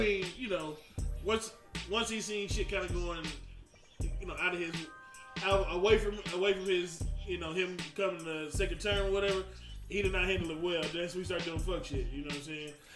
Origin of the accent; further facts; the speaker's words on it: the South, United States; I'm from the South. That's how we was raised